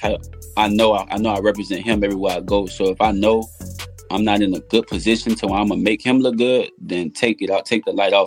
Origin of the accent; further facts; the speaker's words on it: New Orleans, Louisiana, United States; also born or lived in Lake Charles, Louisiana; now in Houston, United States; I'm from New Orleans, but I live in Houston. So we left a week before Hurricane Katrina came, relocated to Lake Charles, and then Hurricane Rita knocked us out of Lake Charles into Houston